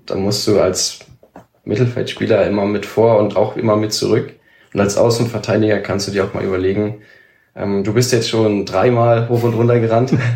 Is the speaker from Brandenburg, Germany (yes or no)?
yes; Senzig, Brandenburg, Germany; bei uns in Senzig